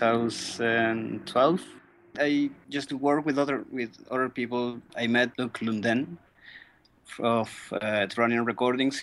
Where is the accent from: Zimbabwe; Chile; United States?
Chile; I'm from Chile